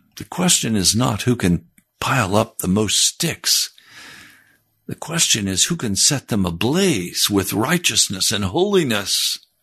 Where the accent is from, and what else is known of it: United States